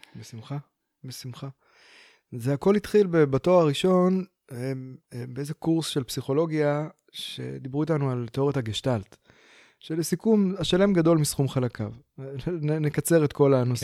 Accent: Beersheba, Southern District, Israel; now in Pardes Hanna, Israel; אני בכלל מגיע מהדרום, אני באר שבעי

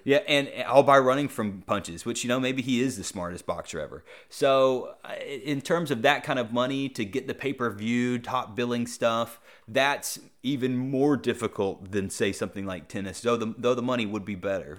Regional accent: Greensboro, North Carolina, United States; John Isner's from my hometown

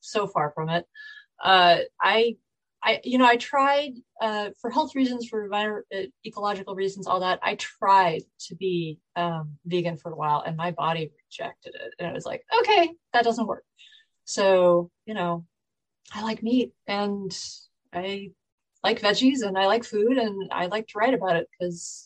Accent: Bay Area, California, United States; moved away as an adult; also born or lived in Michigan; I'm actually originally from the Bay Area down in California. So I grew up there

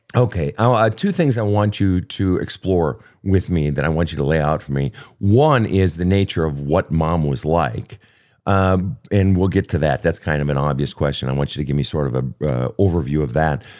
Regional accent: Minneapolis, Minnesota, United States; Minneapolis, Minnesota, my hometown

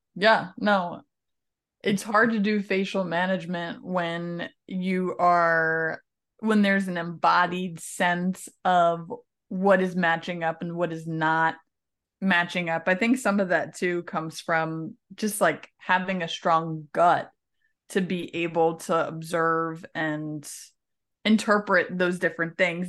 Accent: New York, United States; moved away as an adult; also born or lived in Ohio; being raised New Yorker Italian

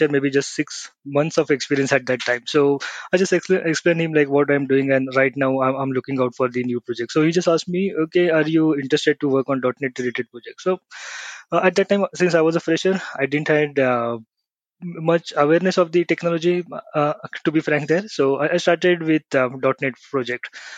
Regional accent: Pune, Maharashtra, India; I'm from Pune, India

